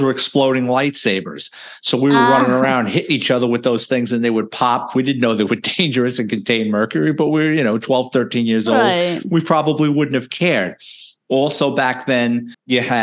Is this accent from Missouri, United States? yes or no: no; New York City, New York, United States; I was born and raised in the Bronx, lower middle class family